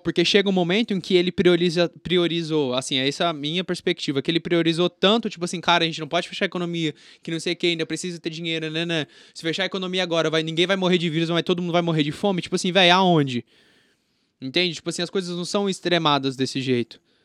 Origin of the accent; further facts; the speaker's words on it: Campo Grande, Mato Grosso do Sul, Brazil; now in Brasília, Brazil; eu sou de Campo Grande, Mato Grosso do Sul